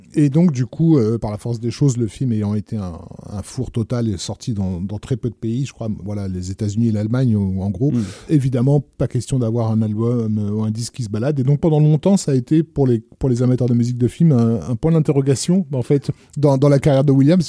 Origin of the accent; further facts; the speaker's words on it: France; chez nous en France